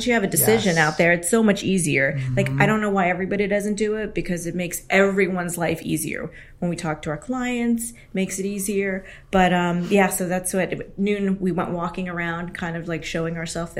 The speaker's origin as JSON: {"language": "English", "region": "California", "country": "United States", "tie": "born or raised there", "moved": "as an adult", "lives_now": "New Jersey, United States", "said": "I'm actually from California originally. I'm born and raised there. Moved here to go to law school, Rutgers Camden. All intentions of going back to California, where the weather is consistently 70 degrees."}